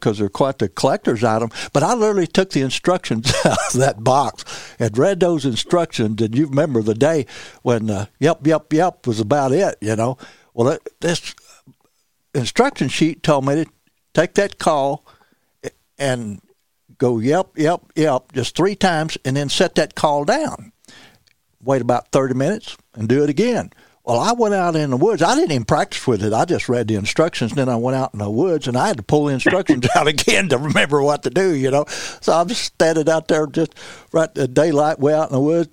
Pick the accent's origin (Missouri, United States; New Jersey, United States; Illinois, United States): Missouri, United States; Missouri Bootheel, United States; moved away as an adult; also born or lived in St. James, Missouri; I was from the Missouri Boot Hill